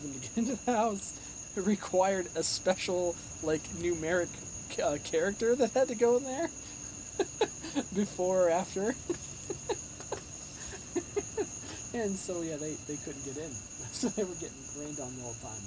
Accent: Southern California, United States; moved away as an adult; now in Pittsburgh, United States; I grew up in Southern California. I grew up around the beach.

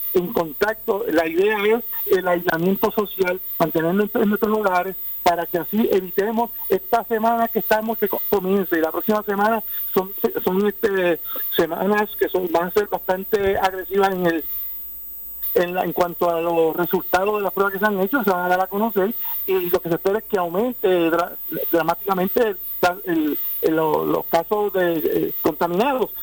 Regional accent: Puerto Rico; cada uno de nosotros como buenos puertorriqueños

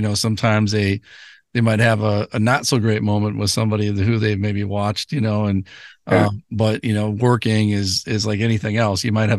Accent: Brooklyn, New York, United States; Growing up in Brooklyn again, you know, just, I think that, you know, Brooklyn is a great place to grow up to see

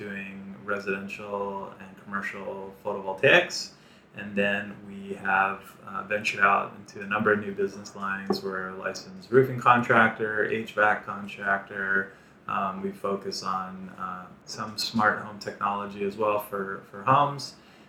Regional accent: Hawaii, United States; I'm born and raised in Hawaii.

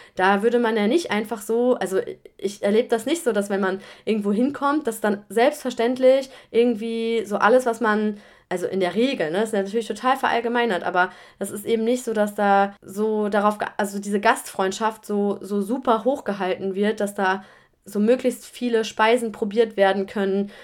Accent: Germany; moved away as an adult; also born or lived in Australia; now in France; habe ich das 18 Jahre lang in Deutschland erlebt oder mitbekommen, bevor ich ins Ausland gegangen bin

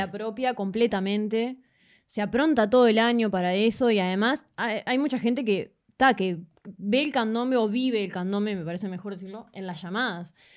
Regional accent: Toronto, Ontario, Canada; also born or lived in Uruguay; Soy canadiense, pero mis padres son uruguayos

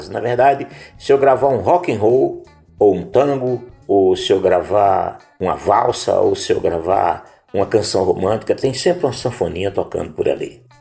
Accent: Northeast Region, Brazil; Olha, você sabe que eu sou nordestino, Ed. E na base da minha formação está …, nosso …, e todos os ritmos nordestinos popularizados por ele

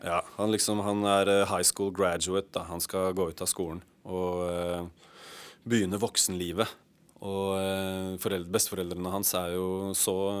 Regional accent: Oslo, Norway; på Ellingsrud, der hvor vi var fra.

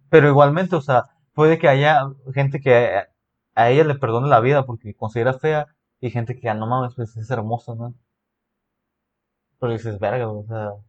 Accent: Mexico; México, o sea, no, no simplemente soy mexicano, no, sino

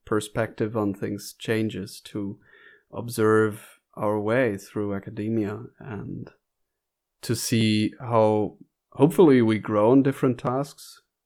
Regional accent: North Rhine-Westphalia, Germany; I was born in Germany as well, but in northern Germany, in North Rhine-Westphalia.

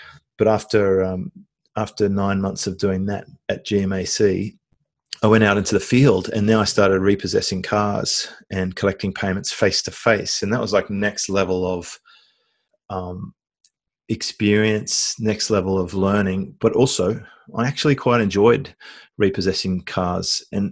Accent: Australia; I was born in Australia, went through usual sort of suburban upbringing

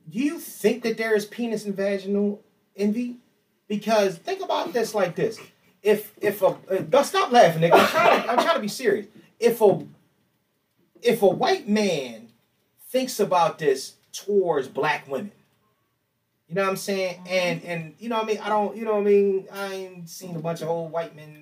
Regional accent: Philadelphia, Pennsylvania, United States; I was born in Jefferson Hospital.

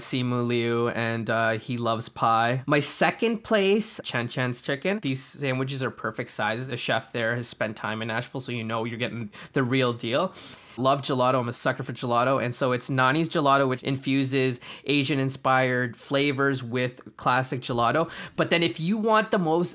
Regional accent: Guelph, Ontario, Canada; I'm born and raised in Guelph

